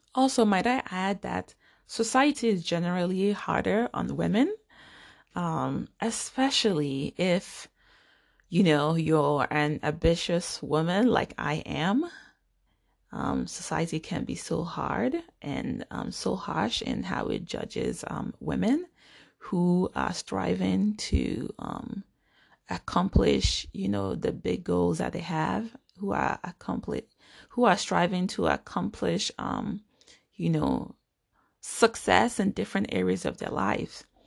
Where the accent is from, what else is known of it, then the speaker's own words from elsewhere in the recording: Nigeria; now in United States; I am a Nigerian American. I was born and grew up in Nigeria.